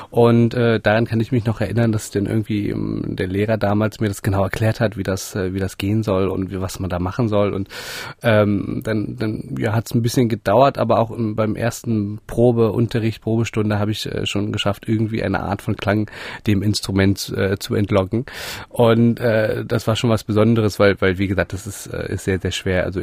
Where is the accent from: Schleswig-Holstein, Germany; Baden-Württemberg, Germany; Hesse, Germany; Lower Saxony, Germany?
Lower Saxony, Germany; Göttingen; ich komme aus, aus Göttingen, das ist äh, sehr zentral in, in, Deutschland, nicht so wahnsinnig groß und es gab eben nur einen einzigen Hornlehrer dort.